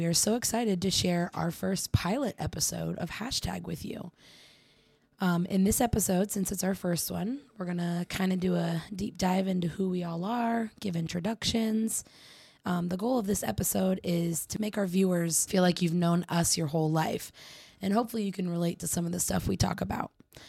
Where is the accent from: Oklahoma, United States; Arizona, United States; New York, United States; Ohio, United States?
Arizona, United States; I am 25, and I am also born and raised in Arizona.